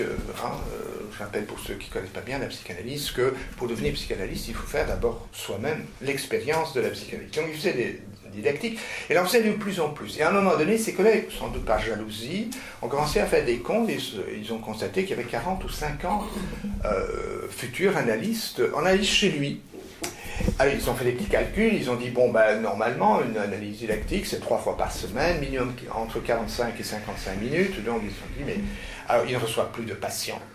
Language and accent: French; Flanders, Belgium; je suis flamand d'origine.